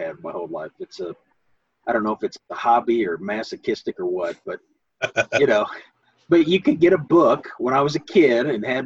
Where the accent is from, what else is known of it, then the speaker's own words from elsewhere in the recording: United States; growing up in America